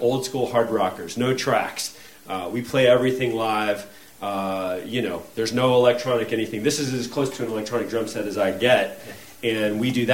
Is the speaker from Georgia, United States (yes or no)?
yes; Atlanta, Georgia, United States; We're from Atlanta, Georgia.